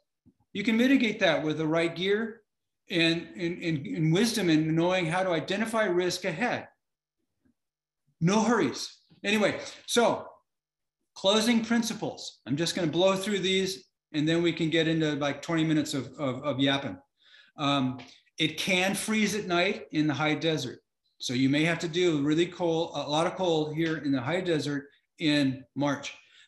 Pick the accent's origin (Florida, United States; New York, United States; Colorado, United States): Florida, United States; now in Minnesota, United States; I live in Minnesota and it's all flat around here. I'm from Florida.